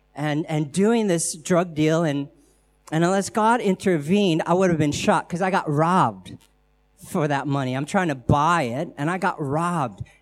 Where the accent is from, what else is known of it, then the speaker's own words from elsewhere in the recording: United States; accent: American; I'm American